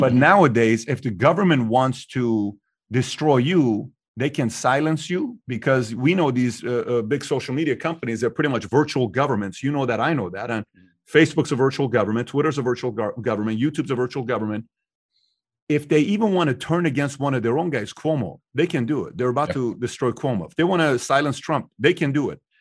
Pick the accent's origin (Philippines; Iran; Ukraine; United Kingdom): Iran; now in United States; I'm from Iran